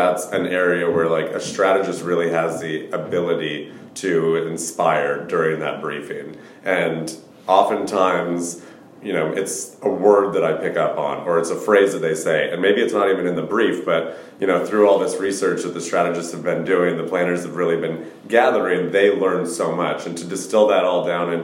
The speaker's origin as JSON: {"language": "English", "town": "Portland", "region": "Oregon", "country": "United States", "tie": "born or raised there", "said": "I grew up in Portland, Oregon"}